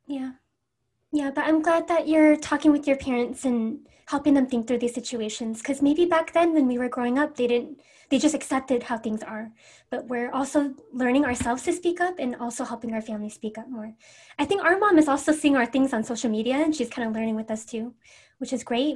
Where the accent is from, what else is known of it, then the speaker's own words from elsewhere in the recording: Everett, Washington, United States; I'm from Everett, Washington